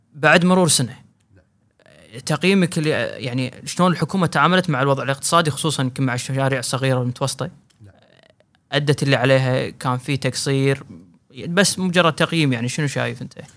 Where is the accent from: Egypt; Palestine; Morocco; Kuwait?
Kuwait; هنا عندنا بالكويت